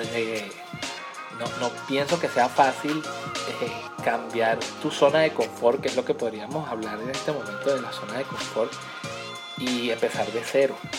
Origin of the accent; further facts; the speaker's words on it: Venezuela; yo soy de Venezuela